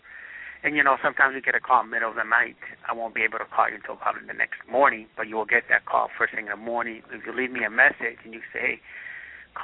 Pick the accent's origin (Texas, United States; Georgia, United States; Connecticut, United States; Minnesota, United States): Connecticut, United States; Hartford; I grew up in Hartford, Connecticut